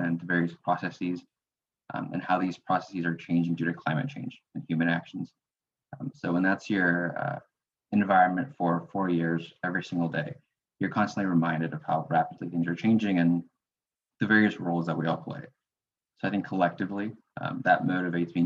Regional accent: Houston, Texas, United States; I'm originally from Houston, Texas.

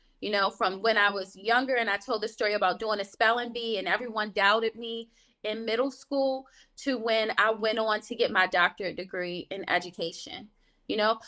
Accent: Baltimore, Maryland, United States; I grew up in Baltimore, Maryland

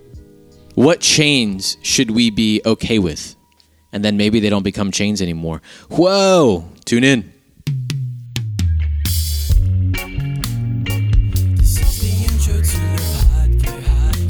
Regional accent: United States; I'm an American

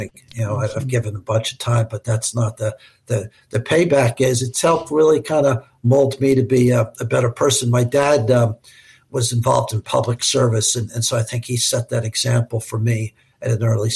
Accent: New York, United States; moved away as an adult; now in Florida, United States; I'm from New York. I was born and raised in New York

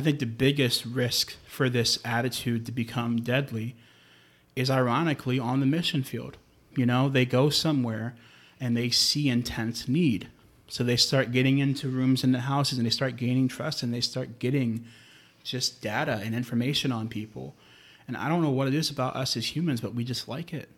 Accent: New York, United States; I grew up in New York

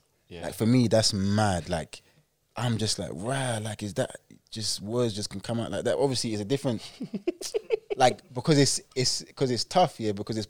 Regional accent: England, United Kingdom; I said, like, I was born in England. I'm English.

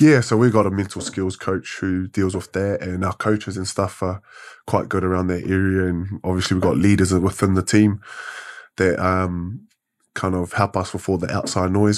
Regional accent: Wellington, New Zealand; Born and bred in Wellington

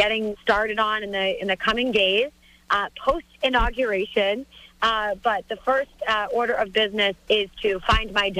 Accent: Methuen, Massachusetts, United States; Methuen, my hometown.

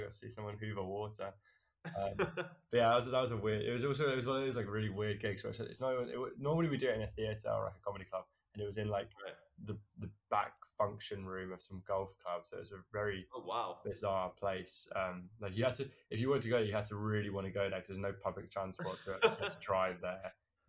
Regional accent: United Kingdom; So basically, I think of myself as quite a British lad.

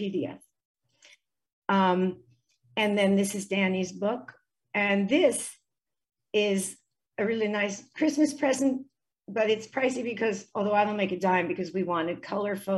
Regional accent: United States; I grew up in the States

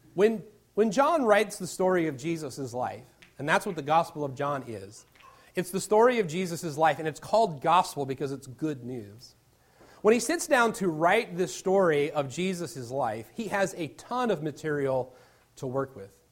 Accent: Virginia Beach, Virginia, United States; now in Indiana, United States; I'm originally from Virginia Beach, Virginia

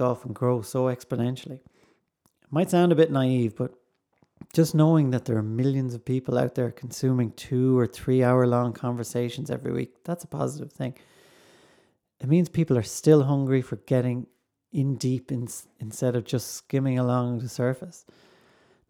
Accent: Ballinasloe, Connacht, Ireland; now in Celbridge, Ireland; I live in Kildare in Selbridge. In Ireland, I'm originally from Ballinasloe in the Midlands, but the west of the Midlands.

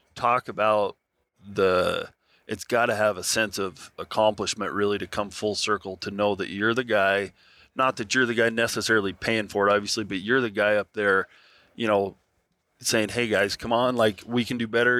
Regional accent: Nevada, United States; I grew up in Nevada

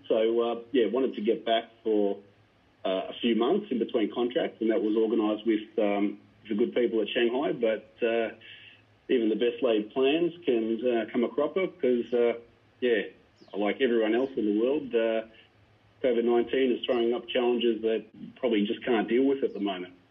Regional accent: Melbourne, Victoria, Australia; moved away as an adult; also born or lived in China; back in my hometown trying to see family and friends

